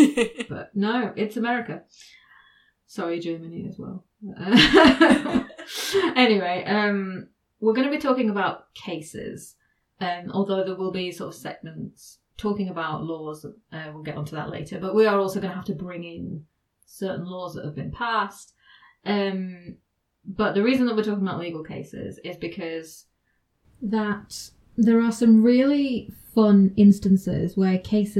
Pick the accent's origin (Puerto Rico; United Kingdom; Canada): United Kingdom; England; I am English